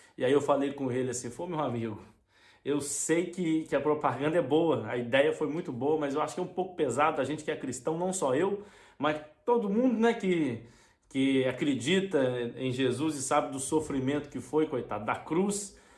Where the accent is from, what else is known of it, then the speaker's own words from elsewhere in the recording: Brazil; moved away; eu sou do Brasil